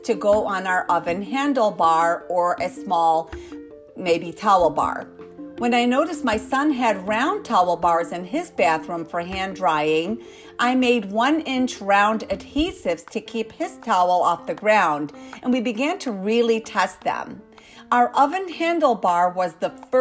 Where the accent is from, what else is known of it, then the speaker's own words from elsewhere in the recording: United States; I am an American inventor